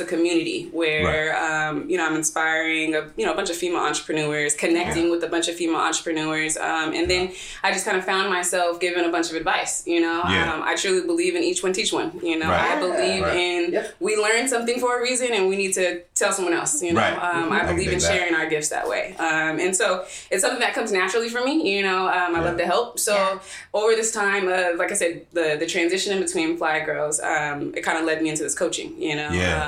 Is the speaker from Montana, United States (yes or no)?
no; Seaside, California, United States; I'm originally from Seaside, right?